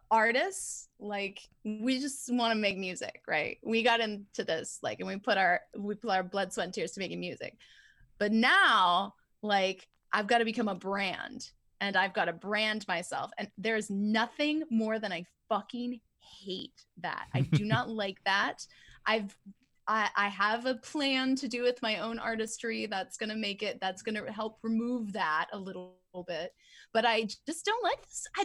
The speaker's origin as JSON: {"language": "English", "region": "California", "country": "United States", "said": "I'm from Southern California."}